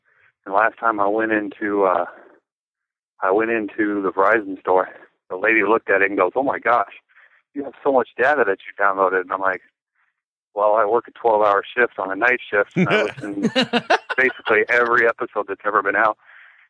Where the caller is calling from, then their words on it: Des Moines, Iowa, United States; from Des Moines.